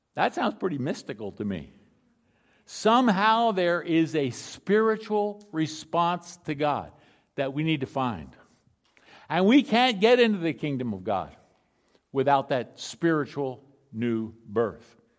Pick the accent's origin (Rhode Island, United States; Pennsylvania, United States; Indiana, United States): Pennsylvania, United States; Philadelphia; I grew up in Philadelphia.